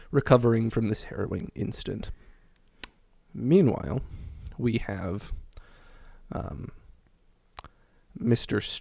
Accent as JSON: {"language": "English", "country": "United Kingdom", "said": "We're British."}